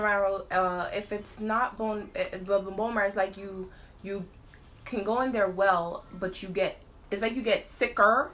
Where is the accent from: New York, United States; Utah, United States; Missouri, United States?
New York, United States; New York City; we from Brooklyn